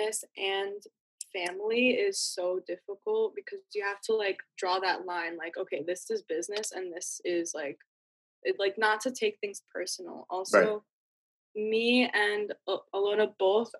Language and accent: English; New York City, New York, United States; moved away